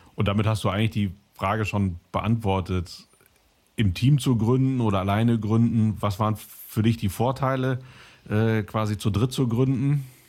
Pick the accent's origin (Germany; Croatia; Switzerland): Germany; Cologne, North Rhine-Westphalia; ich komme aus Köln, da trinkt keiner Wein. Also bei uns in der ganzen Familie trinken alle Kölsch